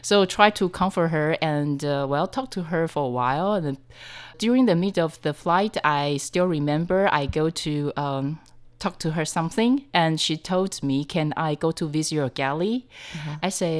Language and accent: English; Taipei, Taiwan; I'm from Taipei.